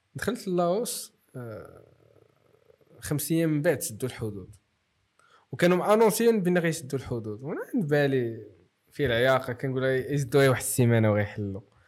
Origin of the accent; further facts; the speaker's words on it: Morocco; وانا مغربي